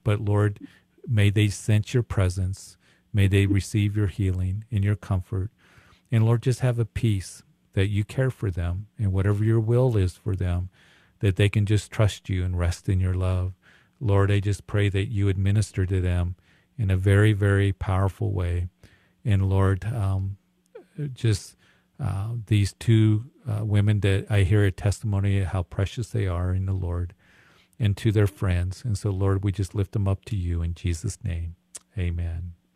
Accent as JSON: {"language": "English", "town": "Greeley", "region": "Colorado", "country": "United States", "also_born_or_lived": "Midwest", "said": "I'm from Greeley. This is cattle country up here"}